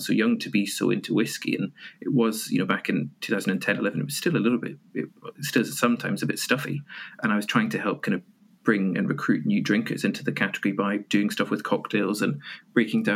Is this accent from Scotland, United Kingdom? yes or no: yes; Edinburgh, Scotland, United Kingdom; also born or lived in Aberdeen; I'm from Edinburgh